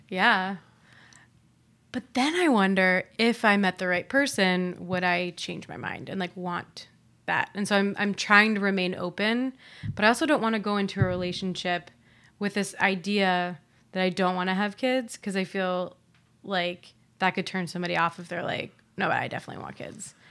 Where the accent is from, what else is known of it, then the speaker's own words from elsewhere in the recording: Ohio, United States; now in New York, United States; moving back to Ohio because it feels like home to me.